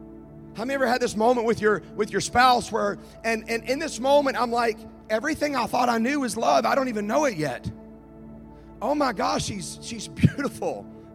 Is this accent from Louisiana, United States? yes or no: yes; Baton Rouge, Louisiana, United States; Now, I'm from Baton Rouge. I am Cajun. I don't sound like it.